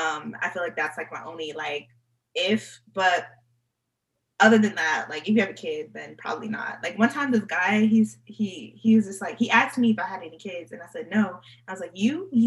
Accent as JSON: {"language": "English", "region": "New York", "country": "United States", "said": "For me as a New Yorker"}